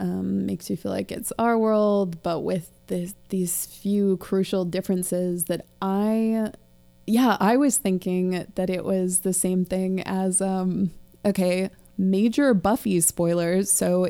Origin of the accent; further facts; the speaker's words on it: United States; So as an American child